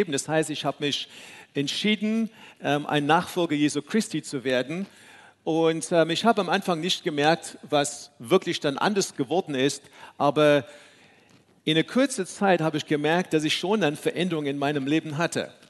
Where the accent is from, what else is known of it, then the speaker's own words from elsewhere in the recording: South Africa; moved away; So wie viele, viele von euch wissen, äh, bin ich in Südafrika aufgewachsen, in einer ganz anderen Kultur.